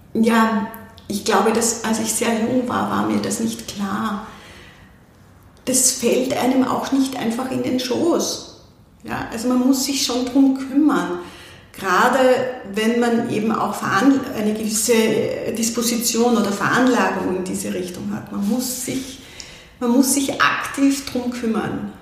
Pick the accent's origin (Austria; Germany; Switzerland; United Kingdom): Austria; also born or lived in Vienna, Austria; now in Klosterneuburg, Austria; Ich bin am Land groß geworden